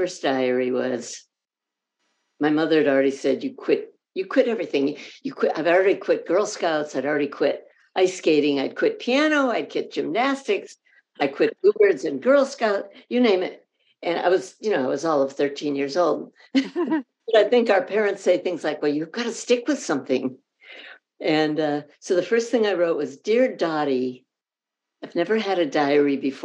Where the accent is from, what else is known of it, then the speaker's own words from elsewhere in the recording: Chicago, Illinois, United States; also born or lived in Corning, New York; now in California, United States; I was born in Corning, New York, but I'm from Chicago, essentially